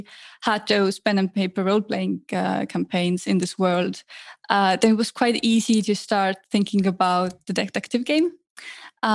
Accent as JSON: {"language": "English", "town": "Tallinn", "region": "Harju County", "country": "Estonia", "tie": "born or raised there", "said": "I grew up in Tallinn, Estonia."}